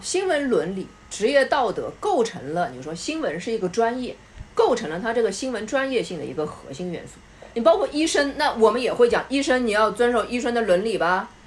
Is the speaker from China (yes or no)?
yes; China; 我们中国人